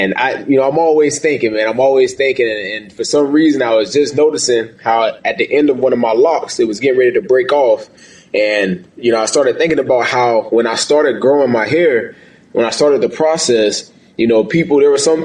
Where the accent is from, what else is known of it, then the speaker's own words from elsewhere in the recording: St. Augustine, Florida, United States; moved away as an adult; also born or lived in New Hampshire; I'm from St. Augustine, Florida, born and raised, grew up as an athlete playing football